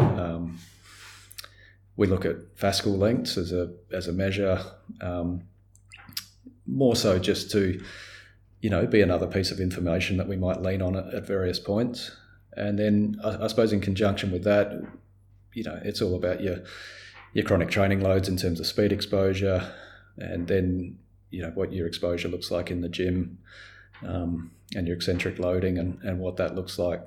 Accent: Australia; as an Australian

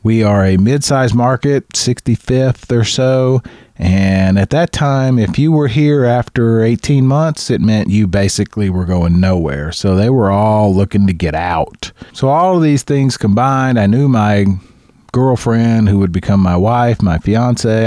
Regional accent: Chattanooga, Tennessee, United States; I'm from Chattanooga, Tennessee

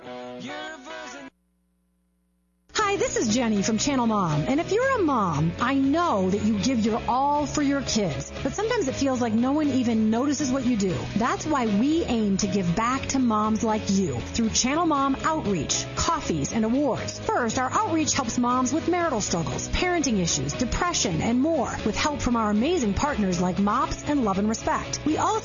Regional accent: Minnesota, United States; Mike and I grew up in Minnesota

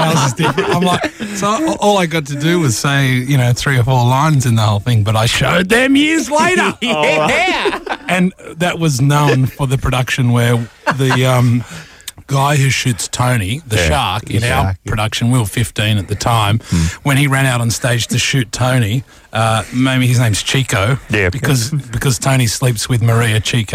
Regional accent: Sydney, New South Wales, Australia; also born or lived in Armidale, New South Wales; I grew up in Sydney

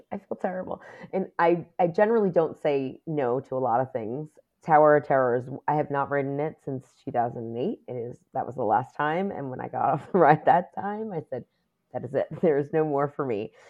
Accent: New York City, New York, United States; I was born and raised in New York City. I lived in Queens for m, pretty much all of my life

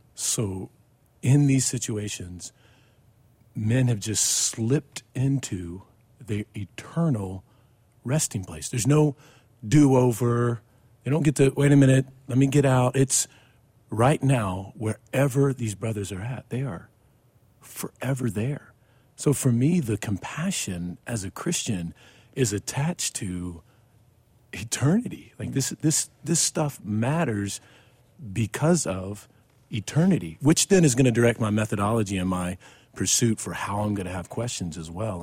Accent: Mexico, Missouri, United States; now in Fort Worth, United States; I'm from Mexico, Missouri, which is not far from, um, um, Ferguson at all

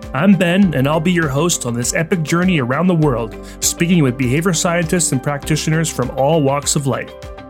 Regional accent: Canada; also born or lived in British Columbia; I'm Canadian, so I spell behavior with a U before the R.

